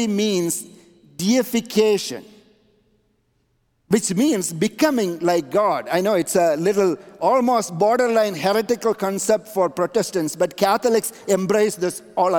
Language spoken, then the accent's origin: English; India; moved away; I grew up in India, and the Jesus I knew was given to us by the British